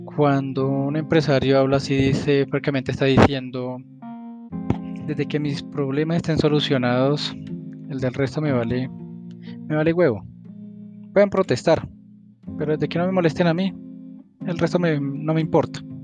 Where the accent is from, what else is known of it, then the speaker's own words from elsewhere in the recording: Colombia; como colombiano